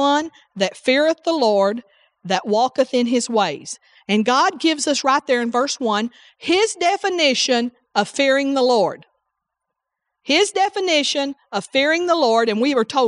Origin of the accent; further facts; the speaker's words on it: the South, United States; I'm from the South